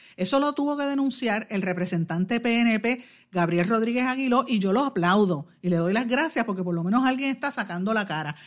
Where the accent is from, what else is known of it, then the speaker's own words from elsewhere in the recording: Guaynabo, Puerto Rico; mi pueblo de Guaynabo